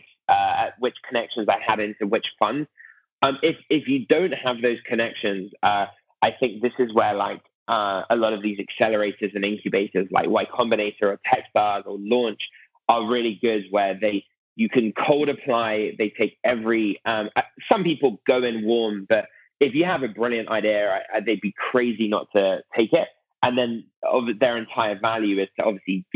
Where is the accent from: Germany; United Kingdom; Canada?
United Kingdom; moved away as an adult; now in Silicon Valley, United States; as a British person moving to Silicon Valley in 2012